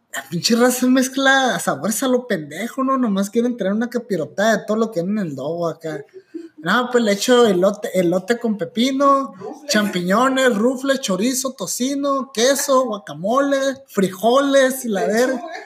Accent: Hermosillo, Sonora, Mexico; also born or lived in Guadalajara; crecí en Guadalajara, para los que no sabían, y cuando yo llegué, nací en Hermosillo, pero a los ocho años nos regresamos para, cuando yo tenía ocho años, ¿no? Me regresé a Hermosillo

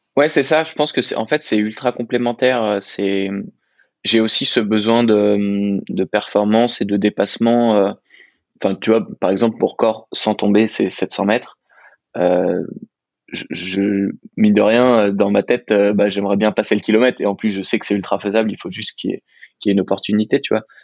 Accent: Annecy, Auvergne-Rhône-Alpes, France; j'habite à Annecy, je suis à peu près là depuis toujours

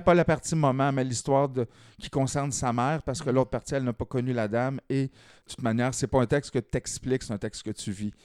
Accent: Lanaudière, Quebec, Canada; also born or lived in Montreal; j'étais originaire de la Naudière

